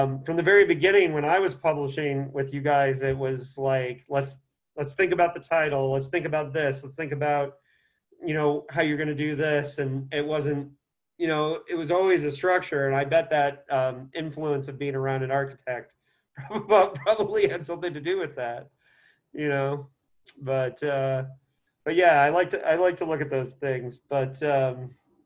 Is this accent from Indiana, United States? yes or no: yes; Indiana, United States; Indiana, my hometown, is a huge part of my DNA